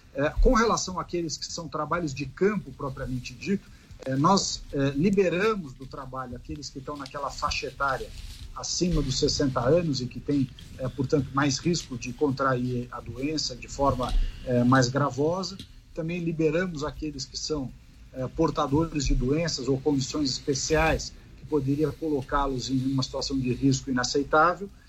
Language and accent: Portuguese; Brazil; Enquanto brasileiro